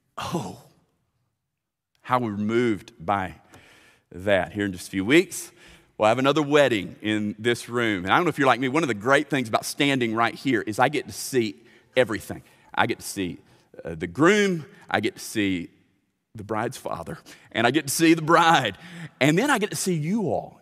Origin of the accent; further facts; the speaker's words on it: Lithia Springs, Central Florida, United States; I grew up swimming in Lithia Springs